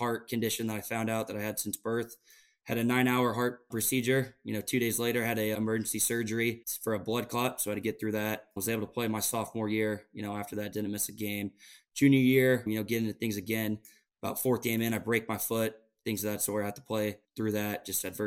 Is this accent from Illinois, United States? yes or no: no; Council Bluffs, Iowa, United States; moved away as an adult; I came from Council Bluffs, Iowa, you know, a decent town in Iowa